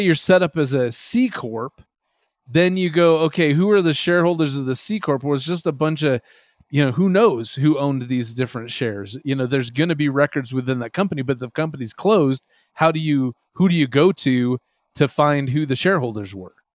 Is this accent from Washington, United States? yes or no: yes; Washington, United States; now in Utah, United States; I grew up in Washington State